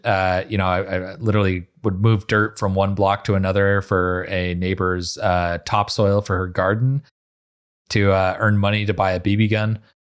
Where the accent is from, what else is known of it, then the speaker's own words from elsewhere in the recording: Utah, United States; now in Miami, United States; I'm from Utah. I'm like a twelfth generation Uton or something